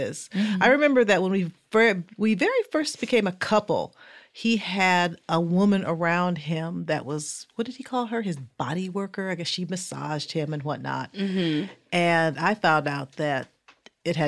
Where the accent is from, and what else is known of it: Fort Wayne, Indiana, United States